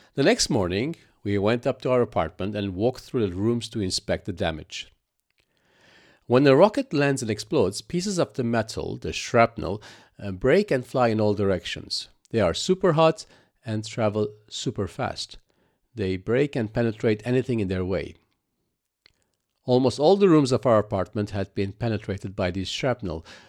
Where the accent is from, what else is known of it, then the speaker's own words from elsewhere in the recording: Lebanon; moved away as an adult; also born or lived in Cyprus; I was born in Lebanon and practically grew up with the civil war that ravaged that country.